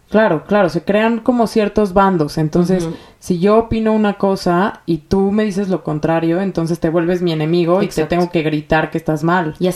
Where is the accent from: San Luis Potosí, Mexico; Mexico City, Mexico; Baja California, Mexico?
Mexico City, Mexico; born there; tengo 33 años y em, nací en la Ciudad de México, eh, dentro de una familia judía que pertenece, bueno, más bien, que viene de Alepo, Siria.